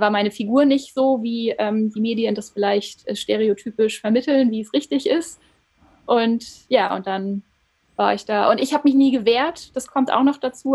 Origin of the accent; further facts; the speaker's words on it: near Frankfurt, Hesse, Germany; moved away as an adult; also born or lived in Heidelberg; Ich komme aus Hessen, also ich bin in der Nähe von Frankfurt groß geworden und bin dann fürs Studium nach Heidelberg gezogen